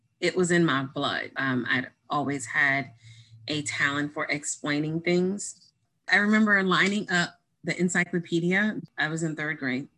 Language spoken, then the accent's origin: English; Louisiana, United States; also born or lived in Baton Rouge / Jefferson Parish; I'm from Louisiana, so Southern Christian home